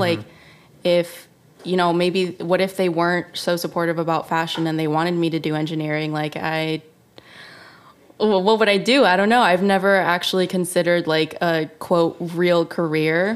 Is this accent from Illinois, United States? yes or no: yes; Chicago, Illinois, United States; moved away as an adult; also born or lived in Savannah, Georgia / New York; now in Los Angeles, United States; I was born in Chicago